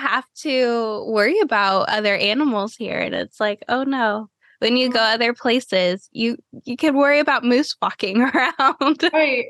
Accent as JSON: {"language": "English", "town": "Cleveland", "region": "Ohio", "country": "United States", "tie": "born or raised there", "moved": "yes", "lives_now": "Florida, United States", "said": "I grew up in Cleveland, Ohio and like going back up there now after living in Florida for a decade"}